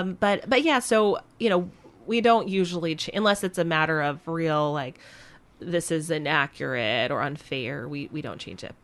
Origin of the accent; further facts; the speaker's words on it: Vermont, United States; now in Minnesota, United States; I grew up in Vermont